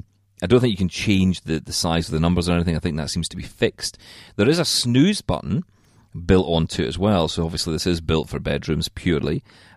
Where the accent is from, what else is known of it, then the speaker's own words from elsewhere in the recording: Scotland, United Kingdom; We all like a bit of swearing. I'm Scottish.